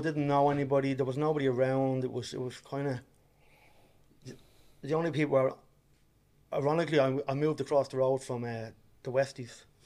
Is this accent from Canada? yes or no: no; Dublin, Leinster, Ireland; I am originally from Ballymun, and then uh, Dublin. And yeah, I was born and bred there